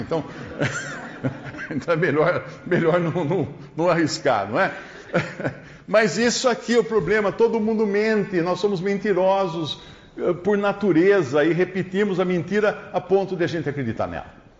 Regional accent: Brazil; Nós somos brasileiros

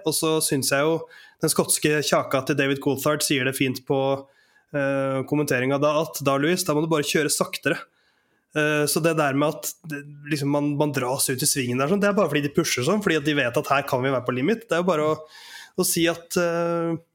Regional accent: Oslo, Norway; er i Oslo, men det er altså der jeg kommer fra

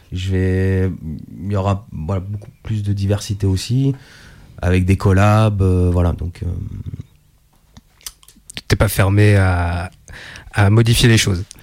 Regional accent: Italy; Ah non, mais je suis italien.

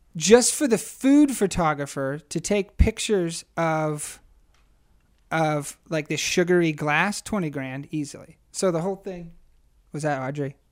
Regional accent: Harrisburg, Pennsylvania, United States; moved away as an adult; also born or lived in Rochester, New York / Queens, New York City; I grew up in Harrisburg

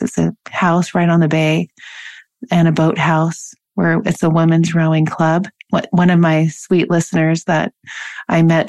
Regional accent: Washington, United States; I grew up in Washington

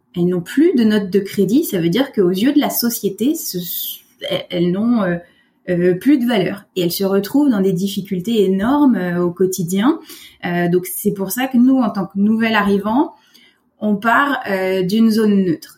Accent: France; moved away as an adult; now in Quebec, Canada; je suis française. Ça fait deux ans euh, que je suis arrivée au Québec.

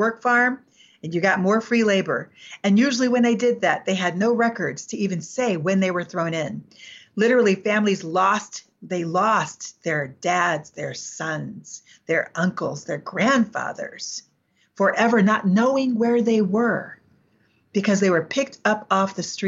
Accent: New York, United States; I'm from New York

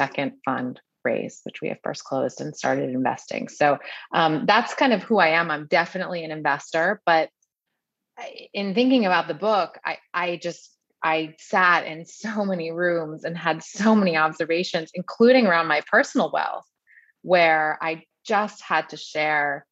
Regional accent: New York City, New York, United States; I grew up in New York City

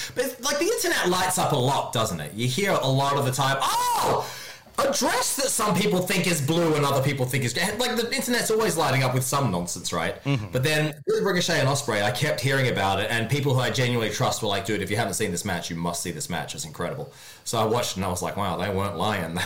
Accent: Australia; moved away as an adult; also born or lived in Hong Kong; now in Japan; I'm from Australia

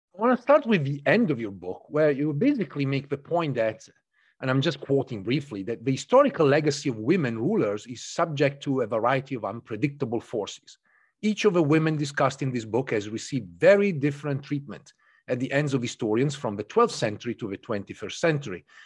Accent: near Canossa Castle, Emilia-Romagna, Italy; moved away; I grew up in North of Italy, very close to a, a small castle known as Castello di Canossa, Canossa Castle

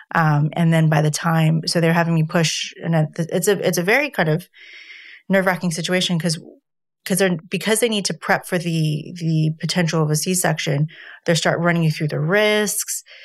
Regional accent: United States; moved away; being an American

